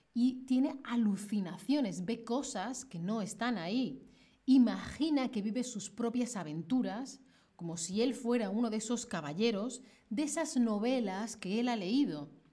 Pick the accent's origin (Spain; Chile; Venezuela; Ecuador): Spain; moved away as an adult; now in Colombia; yo soy de España